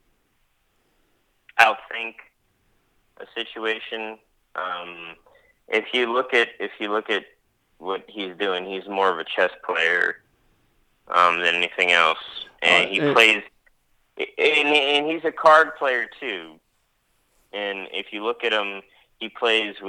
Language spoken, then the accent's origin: English; Pittsburgh, Pennsylvania, United States; moved away; my hometown of Pittsburgh, Pennsylvania. That's my hometown